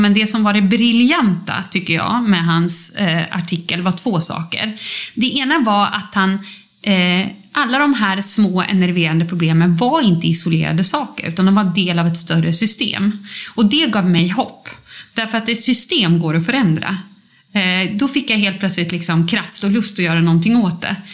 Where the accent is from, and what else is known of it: Uppsala, Uppsala County, Sweden; born or raised there